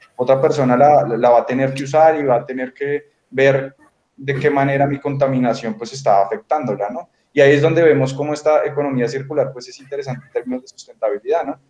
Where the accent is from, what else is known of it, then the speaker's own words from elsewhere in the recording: Bogotá, Colombia; yo crecí en Bogotá y pues realmente soy 100% citadino